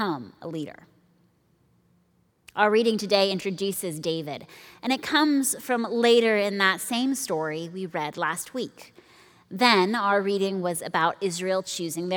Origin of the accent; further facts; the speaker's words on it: Nairobi, Kenya; Growing up in Nairobi